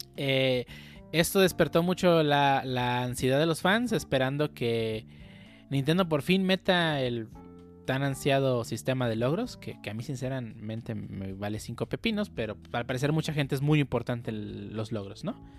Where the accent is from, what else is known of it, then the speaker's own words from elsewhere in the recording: Mexico; somos de México